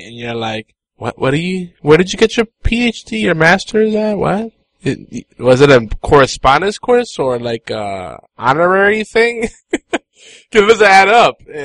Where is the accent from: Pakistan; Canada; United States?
United States; we're American.